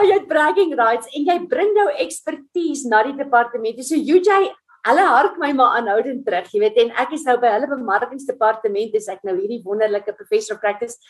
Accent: Middelburg, Mpumalanga, South Africa; So ek is 'n Middelburg kind. Ek het in Platteland groot geword, Middelburg Hoërskool gematrikuleer.

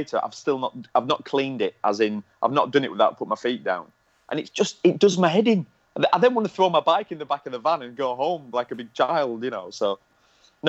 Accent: Lancashire, North West England, United Kingdom; I'm from Lancashire.

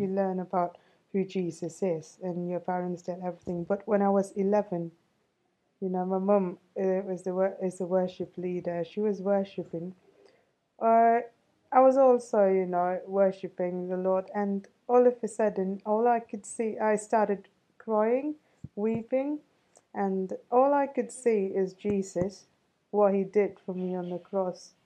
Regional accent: Chennai, Tamil Nadu, India; I'm an Indian. Yeah, I was born in uh, a city called Chennai.

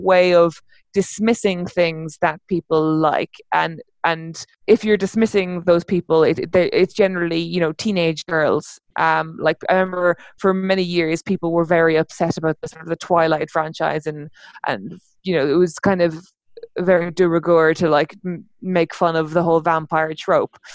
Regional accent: Ireland; I am an Irish uh, novelist.

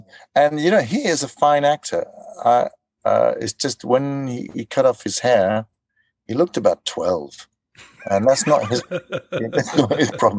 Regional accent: South Africa; moved away as an adult; now in Denmark; I'm from South Africa.

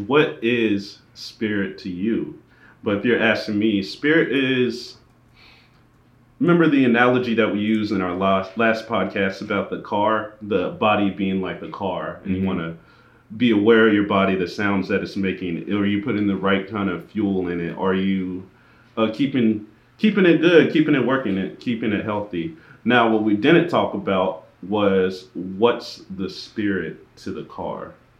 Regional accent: Philippines; So being Filipino, you get the...

